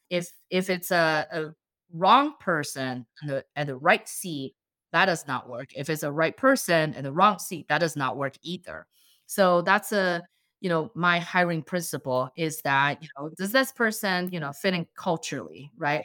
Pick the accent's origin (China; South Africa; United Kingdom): China; English is a second language; also born or lived in Bay Area, United States; now in Columbus, United States; I'm a Chinese immigrant and, uh, I moved to the States in two thousand nine. And growing up in China, I always drink homemade plant-based milk.